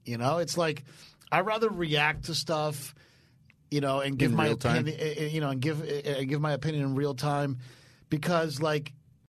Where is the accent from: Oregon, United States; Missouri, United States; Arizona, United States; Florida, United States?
Florida, United States; Miami; I am from Miami